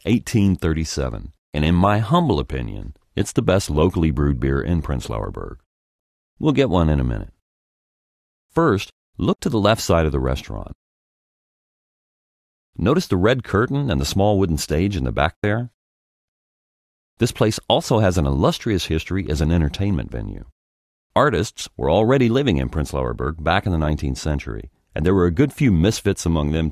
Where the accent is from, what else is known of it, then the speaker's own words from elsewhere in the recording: Birmingham, Alabama, United States; moved away as an adult; now in Berlin, Germany; I was born in Birmingham, Alabama, and I'd been singing in my dad's little country church since I can remember